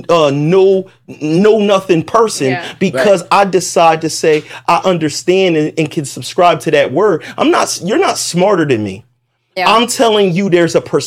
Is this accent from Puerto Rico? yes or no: yes; Puerto Rico; also born or lived in South Carolina; I'm Puerto Rican